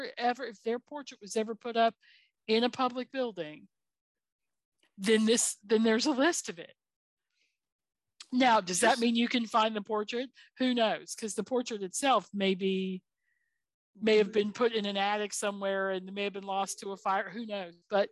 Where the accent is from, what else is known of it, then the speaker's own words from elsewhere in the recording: the South, United States; As a Southerner